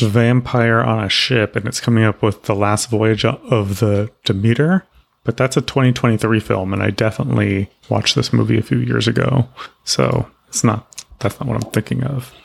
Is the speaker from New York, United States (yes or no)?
no; Texas, United States; I grew up in Texas